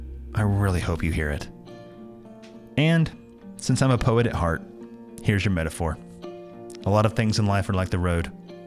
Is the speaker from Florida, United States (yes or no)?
no; Northeast Tennessee, United States; also born or lived in Knoxville, Tennessee; I'm from Northeast Tennessee and now live in Knoxville, so heading northeast is heading home for me.